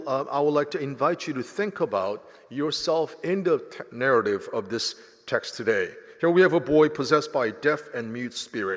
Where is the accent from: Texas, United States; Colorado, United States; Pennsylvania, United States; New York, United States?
Pennsylvania, United States; Philadelphia; also born or lived in South Korea; now in Nashville, United States; So I was born in South Korea, grew up in Philadelphia, never traveled to Nashville until I came to interview for my job at Vanderbilt University.